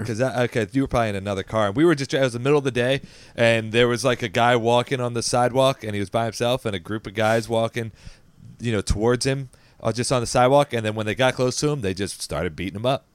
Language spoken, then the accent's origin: English; Baltimore County, Maryland, United States; we grew up in Baltimore County